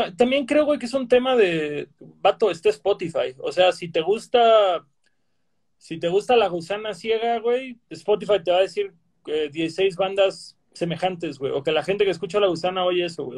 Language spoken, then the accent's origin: Spanish; Cancún, Quintana Roo, Mexico; yo que crecí en Cancún